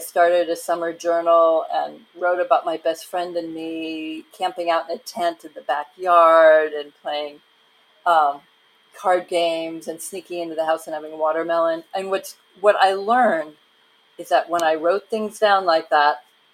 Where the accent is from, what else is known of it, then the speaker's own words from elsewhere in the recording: a village outside of Cincinnati, Ohio, United States; I grew up in a village of about 3,000 people outside of Cincinnati